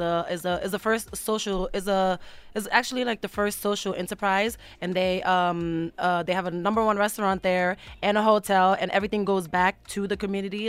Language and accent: English; United States; also born or lived in Mauritania / Senegal; I moved to America when I was seven years old